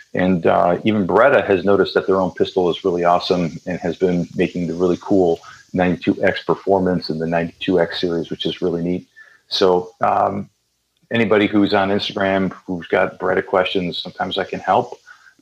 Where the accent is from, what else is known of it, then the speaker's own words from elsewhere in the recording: Chicago, Illinois, United States; now in Florida, United States; I grew up around Chicago and I live in Florida.